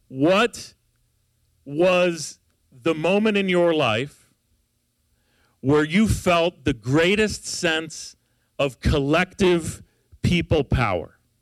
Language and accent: English; Los Angeles, California, United States; I'm from Los Angeles